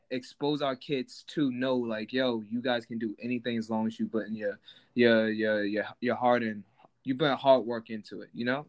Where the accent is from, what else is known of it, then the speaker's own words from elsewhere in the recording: New York City, New York, United States; I grew up in Bed-Stuy in a quote-unquote hood before with gentrified.